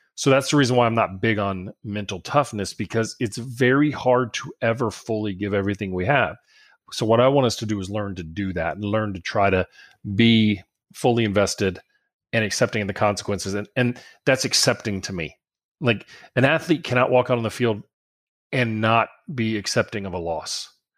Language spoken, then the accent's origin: English; South Louisiana, United States; I'm from South Louisiana